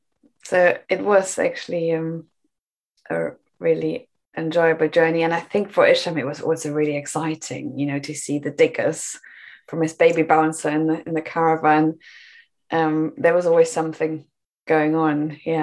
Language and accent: English; Germany; English is a second language; now in Bristol, United Kingdom; I came to the UK from Germany a long time ago, and I moved to Bristol and built a home in a community.